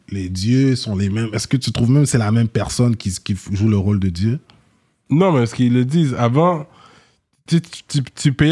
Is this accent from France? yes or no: no; Montreal, Quebec, Canada; Moi, je suis né dans l'Ouest, mais avant de m'avoir, mes sœurs, ils sont plus grandes que moi, ils sont nés à Rivière. Oui. Fait que, tu sais, ma mère habitait dans l'Est avant. Ouais. Puis ensuite, elle a migré dans l'Ouest.